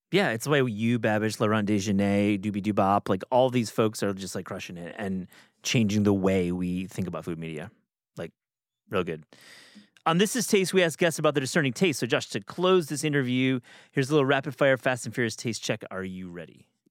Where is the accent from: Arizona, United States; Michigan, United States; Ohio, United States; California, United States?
Michigan, United States; Kalamazoo; my hometown in, in Kalamazoo, Michigan.